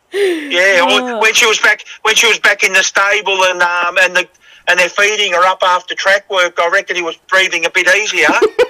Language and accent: English; Melbourne, Victoria, Australia; Joe Hilly, all these blokes are what I grew up with in Melbourne